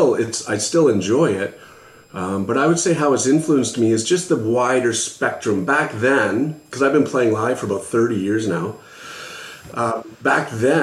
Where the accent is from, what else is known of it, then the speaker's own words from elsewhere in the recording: London, Ontario, Canada; now in Ottawa, Canada; Yeah, so I'm newer to the Ottawa area. I'm actually from London, Ontario, like St. Thomas, that area.